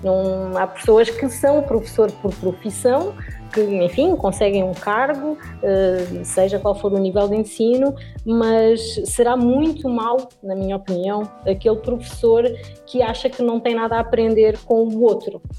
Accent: Lisbon, Portugal; moved away as an adult; now in southern Brazil; eu sou portuguesa, eu nasci em Lisboa

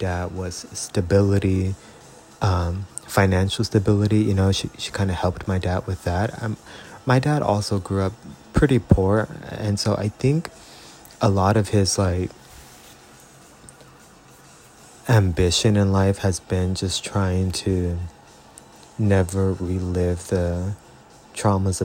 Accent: Robstown, Texas, United States; moved away as an adult; also born or lived in Corpus Christi, Texas / San Antonio, Texas; now in California, United States; I was born in Corpus Christi, raised in Robstown, Texas, from the years of basically an infant to about 12 or 13.

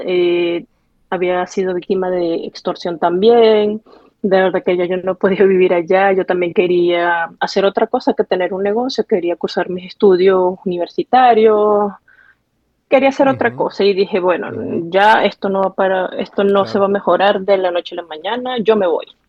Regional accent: Barquisimeto, Lara, Venezuela; moved away as an adult; also born or lived in Nice, France / Paris, France; now in Lyon, France; Iría, creo que en los años 90, cuando era niña, a Barquisimeto, porque a pesar de todo, si tuve una niñez feliz

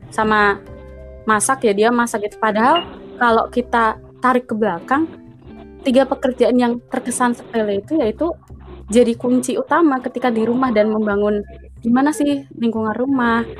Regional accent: Java, Indonesia; karena kan saya orang Jawa nih bang. Kalau di Jawa tuh sebenarnya

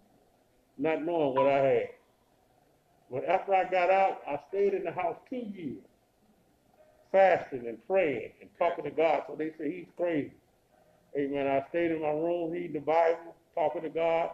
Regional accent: Chicago, Illinois, United States; also born or lived in Lafayette, Indiana; I was brought up in the Cabrini Green years ago

